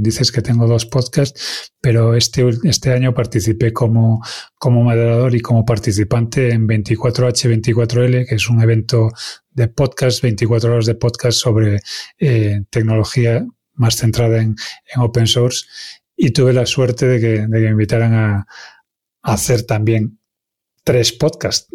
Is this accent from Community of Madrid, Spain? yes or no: no; Galicia, Spain; first language Galician; Spanish is a second language; como buen gallego